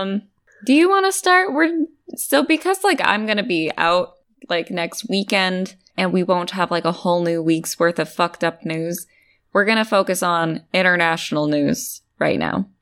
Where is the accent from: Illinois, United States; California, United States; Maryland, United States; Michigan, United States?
California, United States; I'm from California.